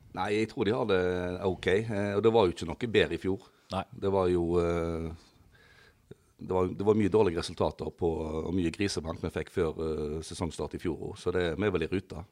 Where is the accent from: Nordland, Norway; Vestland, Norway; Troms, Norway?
Troms, Norway; Risøyna; En, en gutt fra Risøyna. Født og oppvokst på Risøyna